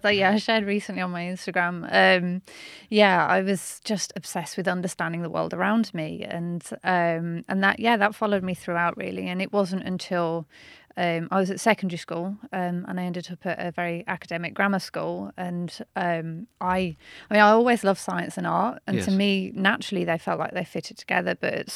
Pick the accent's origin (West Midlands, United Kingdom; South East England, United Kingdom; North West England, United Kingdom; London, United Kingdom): West Midlands, United Kingdom; Birmingham; I'm from Birmingham, North mm-hmm. Birmingham originally